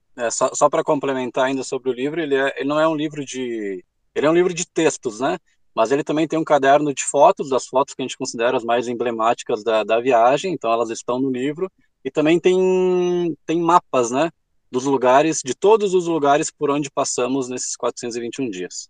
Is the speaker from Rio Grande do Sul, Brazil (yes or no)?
yes; Rio Grande do Sul, Brazil; a gente é do Rio Grande do Sul, a gente desceu